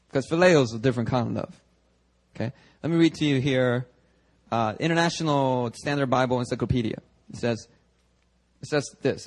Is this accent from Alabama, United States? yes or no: no; Philadelphia, Pennsylvania, United States; English is a second language; now in Seoul, South Korea; When I was growing up in Philly, I kid you not, true story. About fourth grade, all right, I was still learning English